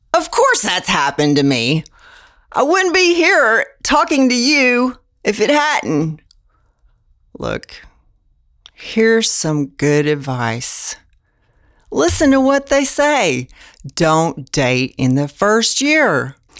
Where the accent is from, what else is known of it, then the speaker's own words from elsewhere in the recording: Houston, Texas, United States; I'm from Houston, Texas